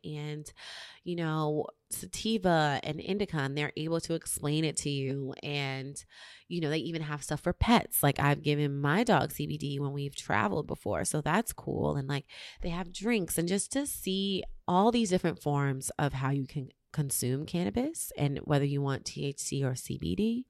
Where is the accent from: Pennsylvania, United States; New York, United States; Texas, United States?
New York, United States; New York City; moved away as an adult; now in Los Angeles, United States; In New York City, my hometown